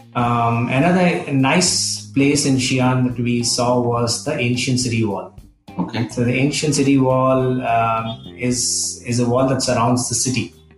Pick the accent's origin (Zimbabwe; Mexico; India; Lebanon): India; we're not from Pakistan. We're, we're Indians.